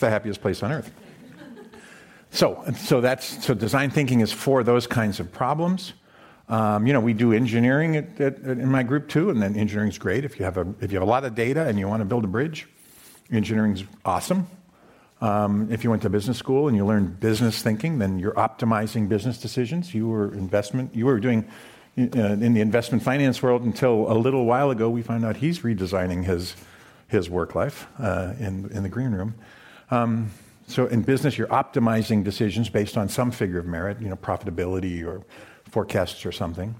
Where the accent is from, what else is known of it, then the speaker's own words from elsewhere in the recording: Boston, Massachusetts, United States; moved away; also born or lived in Stanford, California; I grew up in Boston, ended up at Stanford